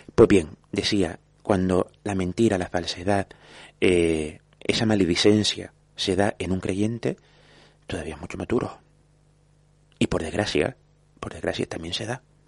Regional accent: Vega de San Mateo, Canary Islands, Spain; also born or lived in Santa Brígida; soy hijo de San Mateo porque nací en San Mateo a mucha honra

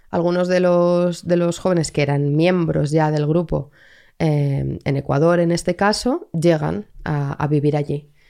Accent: Madrid, Community of Madrid, Spain; Pero soy de Madrid de toda la vida.

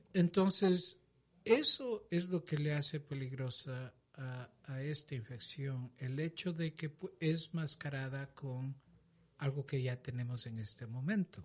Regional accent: Ecuador; moved away; Yo soy originalmente de Ecuador.

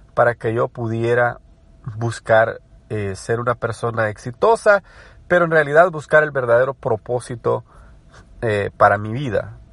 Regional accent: El Salvador; moved away as an adult; now in United States; me crié en El Salvador, estudié en El Salvador, desarrollé una carrera en El Salvador. Luego me mudé a Estados Unidos

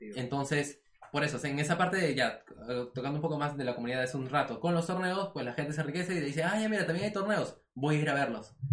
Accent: Peru

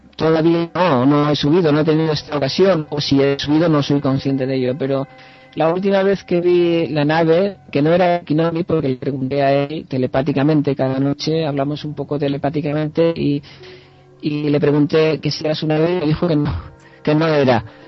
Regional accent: Dénia, Valencian Community, Spain; now in Amsterdam, Netherlands; yo vengo de Denia, eh, intento ir a Denia la vez que puedo, en Alicante

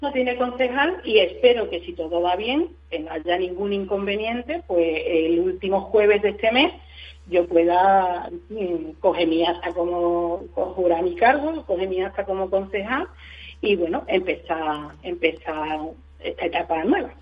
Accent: Aracena, Andalusia, Spain; en Aracena, en el sitio donde, pues, donde yo he vivido y donde yo me he desarrollado

